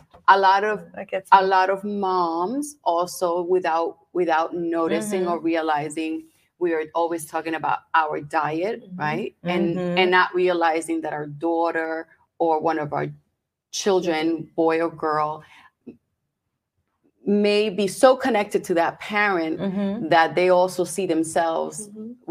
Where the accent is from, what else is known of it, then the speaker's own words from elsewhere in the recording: New Jersey, United States; we're from New Jersey.